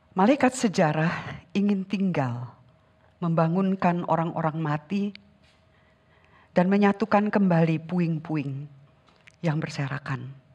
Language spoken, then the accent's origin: Indonesian; Sundanese lands, Indonesia; Saya dibesarkan di tanah Sunda, Leluhur saya orang Sunda